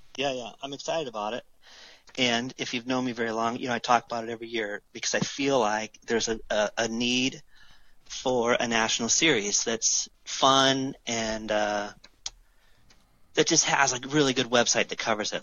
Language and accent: English; United States; I'm an American